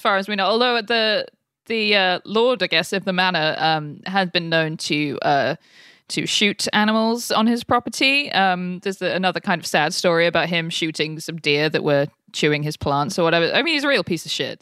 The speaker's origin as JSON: {"language": "English", "country": "United Kingdom", "moved": "as an adult", "lives_now": "United States", "said": "as a Brit who's been in America for almost ten years now"}